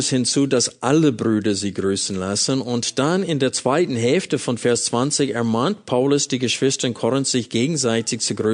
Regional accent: United States; German is a second language; now in Germany; das wurde mir als Amerikaner sehr bewusst

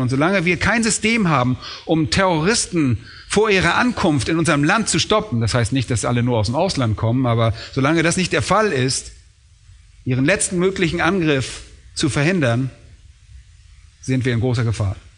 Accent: Germany; wir wollen als Deutsche

